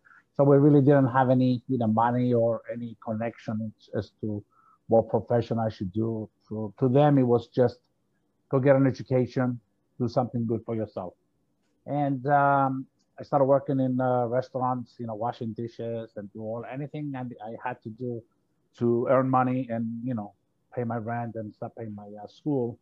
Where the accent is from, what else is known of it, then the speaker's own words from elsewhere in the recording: Cyprus; moved away as an adult; now in United States; So I came from Cyprus. I'm a Greek of a Greek nationality. I came to the States in 1978.